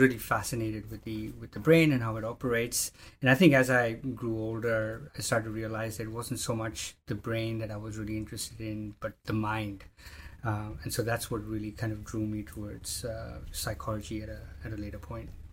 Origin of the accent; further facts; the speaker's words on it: Jordan; moved away as an adult; also born or lived in India / United States; now in Melbourne, Australia; I grew up in Jordan in the in the Middle East